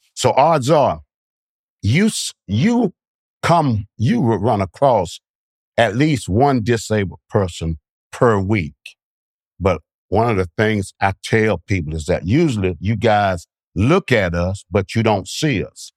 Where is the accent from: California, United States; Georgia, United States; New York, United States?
Georgia, United States; Bainbridge; I'm from Bainbridge, Georgia